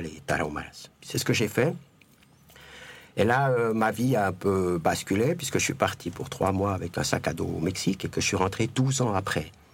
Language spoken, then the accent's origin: French; Jura, Switzerland; moved away as an adult; also born or lived in Mexico; j'ai décidé de revenir chez moi, dans le Jura.